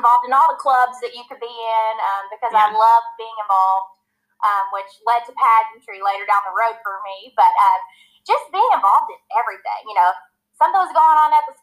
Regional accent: Camden, Arkansas, United States; moved away as an adult; also born or lived in Los Angeles, California; now in Georgia, United States; I was born and raised in Arkansas. I am originally from Camden, Arkansas, which is very south. It's near the Louisiana border. That's where I grew up. I went to school there.

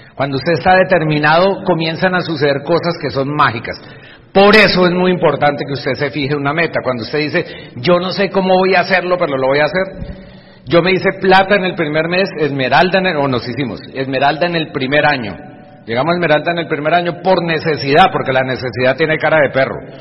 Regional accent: Bucaramanga, Santander, Colombia; Aquí con mi papá en Bucaramanga, donde yo nací

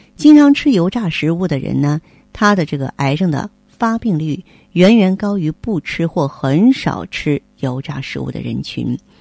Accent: China; 我们中国人

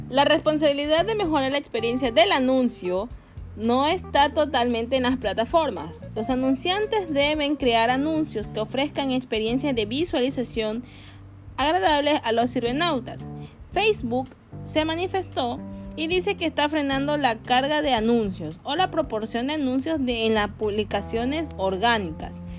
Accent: Guayaquil, Guayas, Ecuador; now in Quito, Ecuador; soy en Quito, yo, soy de Guayaquil

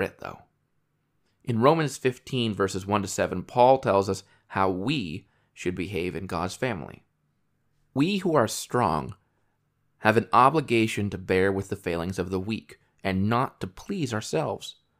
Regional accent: New York, United States; moved away; I was born and raised in New York State

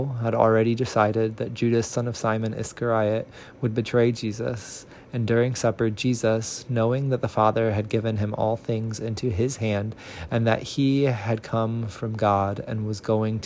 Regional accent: Central Illinois, United States; now in Nashville, United States; a person born and raised in Central Illinois, reading from Nashville, Tennessee.

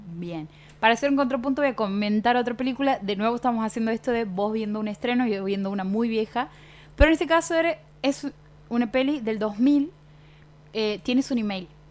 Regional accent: Fernández, Santiago del Estero, Argentina; soy de Fernández, el bautismo era en Fernández

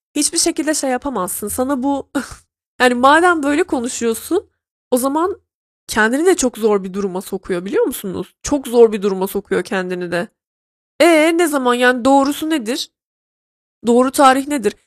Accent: Trabzon, Turkey; born or raised there

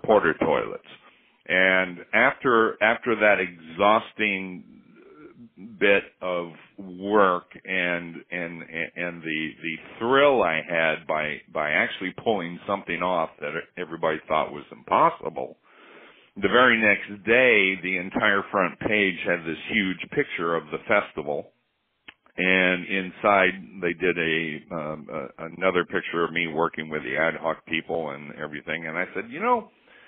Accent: Alaska, United States; I grew up in Alaska

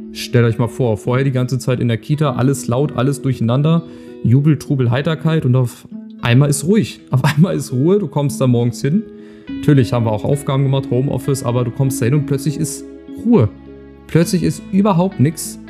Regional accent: Lower Saxony, Germany; Bei uns in Niedersachsen

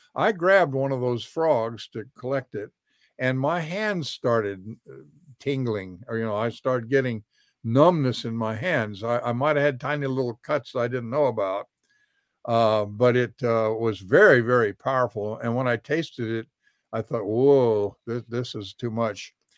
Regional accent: Alaska, United States; now in Florida, United States; I've been in Florida sixty years. I came here from Alaska where I was raised

